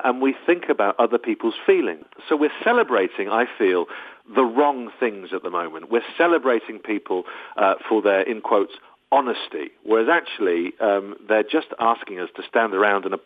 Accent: United Kingdom; also born or lived in Los Angeles, United States; I am very British.

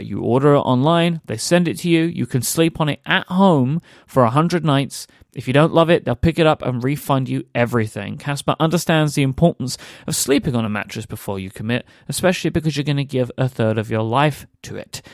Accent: United Kingdom; I am a British person

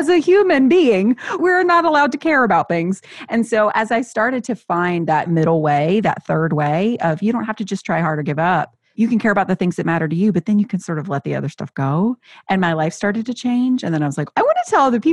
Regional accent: the South, United States; I grew up in the South, evangelical vibe

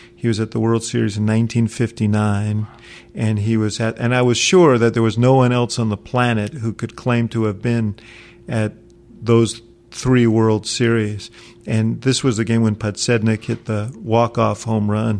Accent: New York, United States; now in Chicago, United States; I come from New York, so when I came to Chicago many, many, many years ago

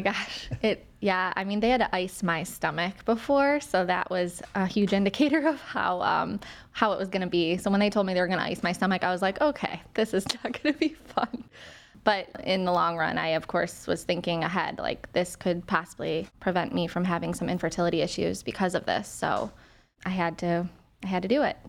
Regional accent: Willowick, Ohio, United States; I'm from Willowick, Ohio

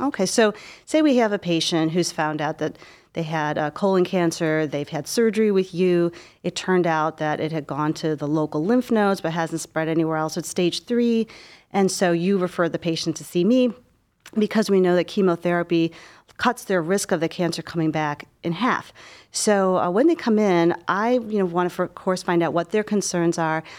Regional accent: Cleveland, Ohio, United States; moved away as an adult; also born or lived in Philadelphia / Baltimore; I grew up in Cleveland.

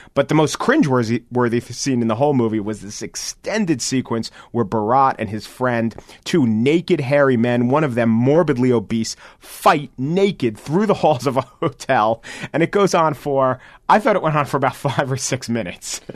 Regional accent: United States; as an American

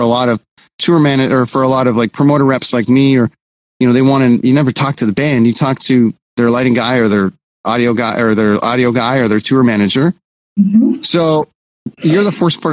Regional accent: Toronto, Ontario, Canada; moved away as an adult; also born or lived in Vancouver; I'm from Toronto, but I had moved to Vancouver

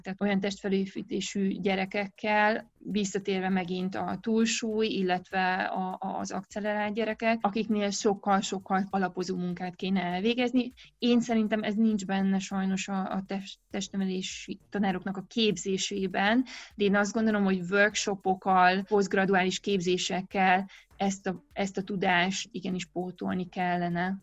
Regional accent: Romania; born or raised there

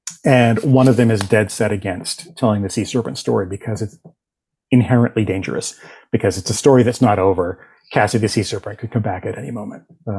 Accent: Boston, Massachusetts, United States; accent: Boston; I grew up in the Boston area, still live in the Boston area, and I spent so much of my youth like getting rid of my Boston accent

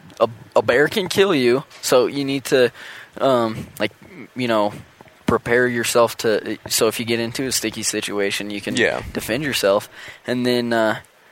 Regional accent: Western Colorado, United States; Caleb and I grew up together in Western Colorado

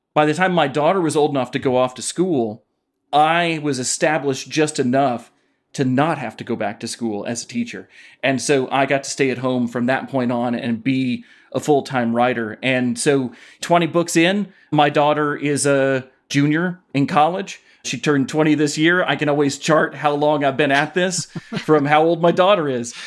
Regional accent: Knoxville, Tennessee, United States; I grew up in Knoxville, Tennessee

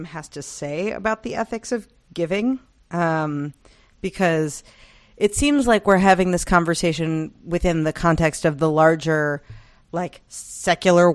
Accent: United States; as an American

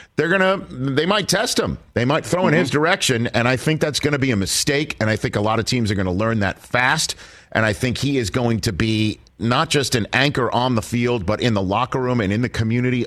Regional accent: New York City, New York, United States; I grew up in Yankee Stadium

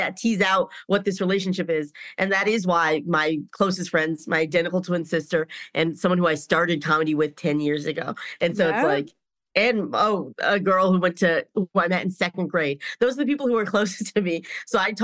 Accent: North Carolina, United States; moved away; I'm from North Carolina

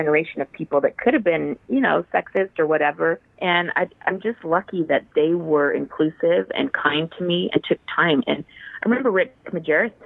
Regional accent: Utah, United States; moved away as an adult; also born or lived in Southern California; now in New York, United States; we were Mormons growing up in Utah

